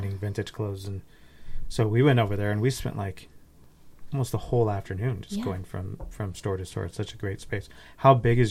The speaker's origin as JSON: {"language": "English", "town": "Riverside", "country": "United States", "tie": "born or raised there", "also_born_or_lived": "North Carolina", "moved": "as an adult", "said": "we grew up in Riverside, and we've mm-hmm. been in North Carolina for a handful of years."}